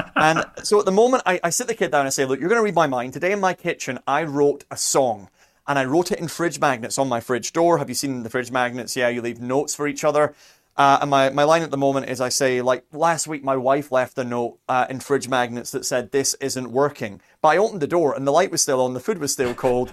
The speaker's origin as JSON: {"language": "English", "area": "near Edinburgh", "region": "Scotland", "country": "United Kingdom", "tie": "born or raised there", "moved": "yes", "said": "I grew up near Edinburgh"}